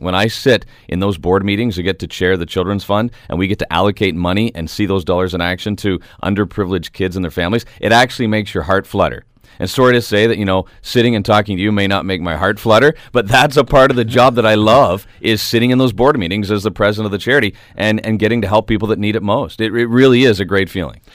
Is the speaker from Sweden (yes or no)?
no; Canada; We are Canadian